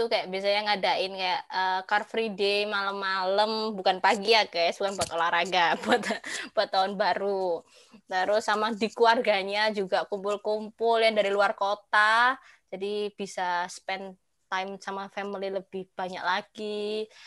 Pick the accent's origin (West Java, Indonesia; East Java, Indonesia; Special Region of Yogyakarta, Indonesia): East Java, Indonesia; Surabaya; aku kan dari Surabaya nih kebetulan. Nah, kalau di Surabaya dulu sih ya, dulu pas aku masih kecil sampai SMP, SMP, SD kelas 6 gitu